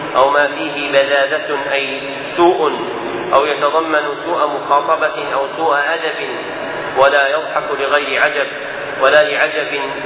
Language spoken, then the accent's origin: Arabic; Najd, Saudi Arabia; عندنا في نجد